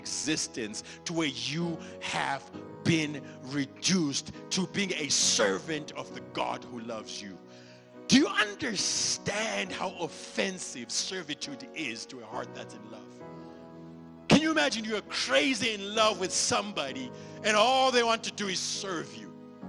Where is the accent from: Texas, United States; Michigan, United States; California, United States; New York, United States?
Texas, United States; Dallas; I don't do this to be creepy or because I'm from Dallas